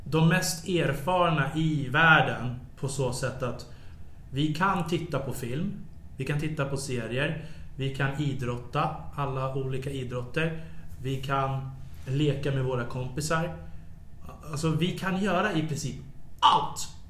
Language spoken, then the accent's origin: Swedish; Sweden; som svensk